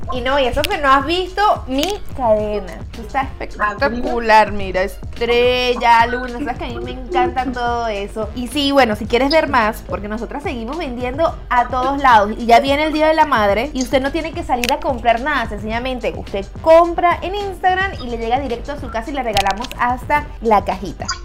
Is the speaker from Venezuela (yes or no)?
yes; Caracas, Capital District, Venezuela; now in United States; en mi país, en mi ciudad